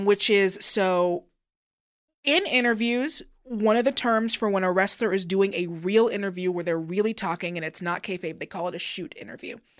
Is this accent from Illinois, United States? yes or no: no; Seattle, Washington, United States; I'm from Seattle